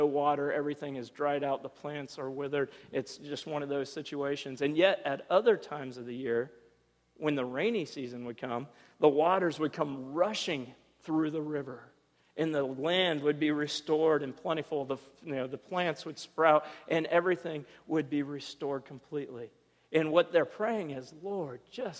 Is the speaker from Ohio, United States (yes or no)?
yes; Ohio, United States; as a kid, I grew up in Ohio, this small, you know, farm town in the middle of nowhere, one stoplight